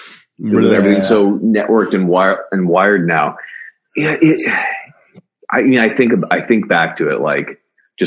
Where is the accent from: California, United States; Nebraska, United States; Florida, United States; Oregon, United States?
California, United States; Newbury Park; I grew up, surfing actually, cause I lived right on the coast. In a little town called Newbury Park, California, right near Camarillo